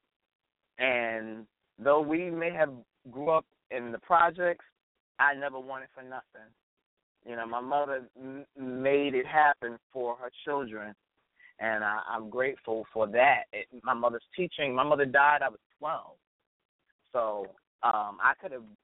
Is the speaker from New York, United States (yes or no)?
yes; New York City, New York, United States; I am definitely from Brooklyn, New York, and I'm definitely a New Yorker